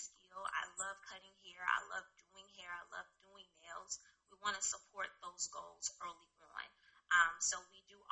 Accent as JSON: {"language": "English", "town": "Los Angeles", "region": "California", "country": "United States", "moved": "yes", "said": "I'm originally from Los Angeles, California, West Side"}